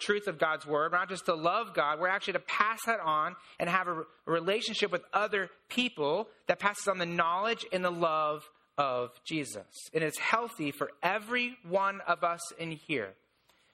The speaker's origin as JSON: {"language": "English", "region": "Indiana", "country": "United States", "said": "I'm from Indiana. There's a lot of corn in Indiana"}